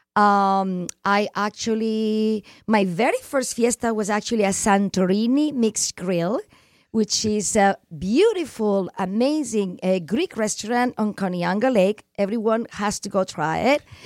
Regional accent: Barcelona, Catalonia, Spain; English is a second language; now in United States; I'm from Barcelona, which is Catalonia

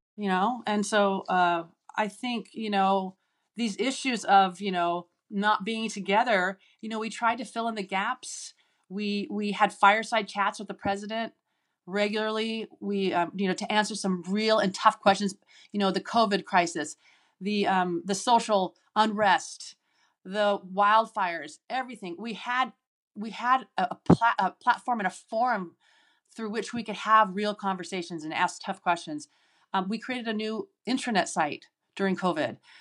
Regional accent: Seattle, Washington, United States; I grew up in Seattle, and I'm the youngest of six children

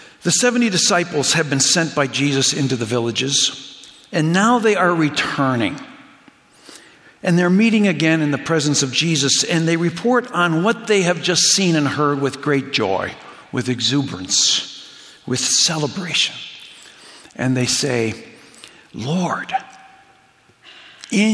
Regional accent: Hamilton, Ontario, Canada; now in Chicago, United States; they moved to Hamilton, Ontario, where I spent most of my childhood growing up in early high school

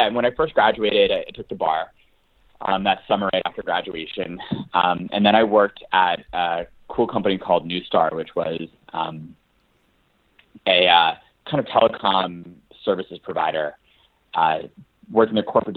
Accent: United States; I grew up in just outside of the Washington, D.C. area

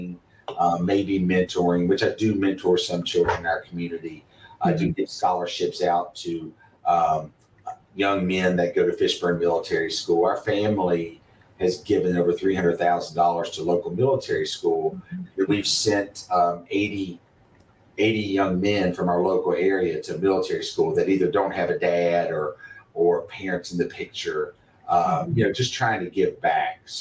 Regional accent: Bluefield, West Virginia, United States; also born or lived in McDowell County, West Virginia; I'm from Bluefield, West Virginia. I went to Bluefield High School

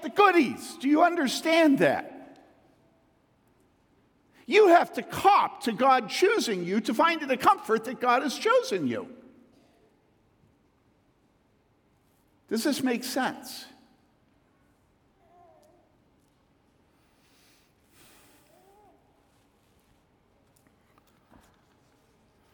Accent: the South, United States; speaking as a Southerner

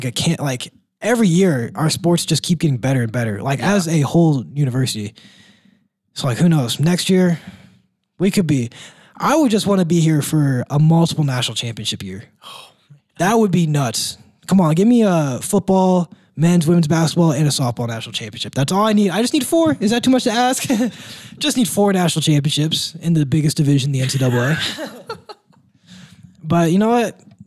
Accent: Northern Indiana, United States; I'm from Northern Indiana

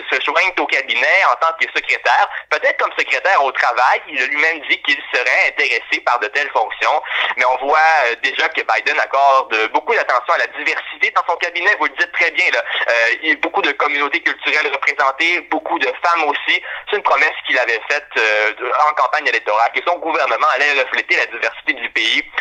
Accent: Canada; en tant que Canadien

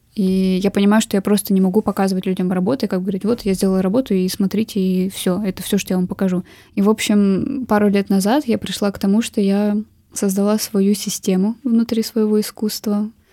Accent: Urals, Russia; also born or lived in Nizhny Tagil; Я, в принципе, всю жизнь живу на Урале, и на Урале я стала художницей

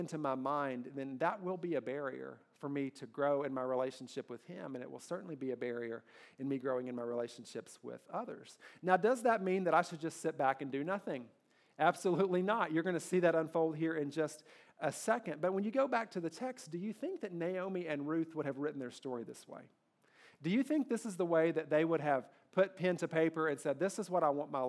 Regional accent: Kentucky, United States; I grew up in Kentucky

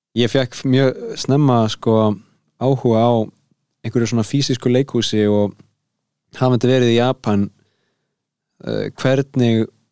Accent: Garðabær, Capital Region, Iceland; ég er bara úr Garðabænum

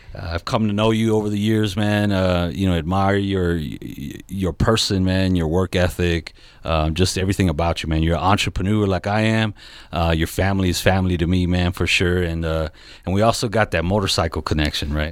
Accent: Southern California, United States; I'm from Southern California

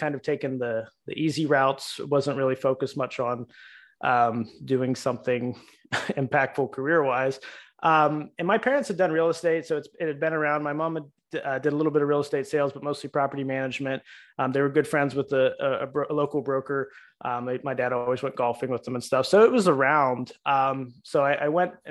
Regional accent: Pittsburgh, Pennsylvania, United States; moved away as an adult; now in Florida, United States; We're from Pittsburgh

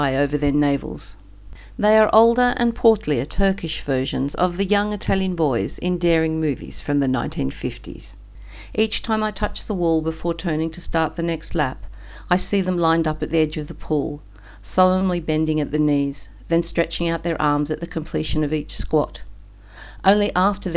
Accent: Australia; moved away as an adult; now in Istanbul, Turkey; Being Australian and living in Istanbul

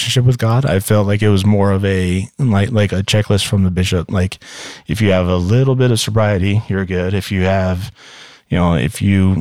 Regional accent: Las Vegas, Nevada, United States; moved away; also born or lived in St. George, Utah / Orem, Utah / Sandy, Utah; I was born and raised in Vegas and then moved to St. George, Utah.

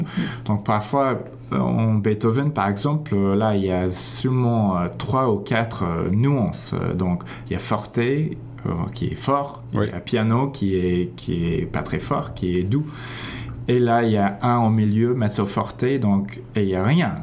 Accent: Toronto, Ontario, Canada; first language English; French is a second language; also born or lived in Paris, France; je viens d'ici, de Toronto

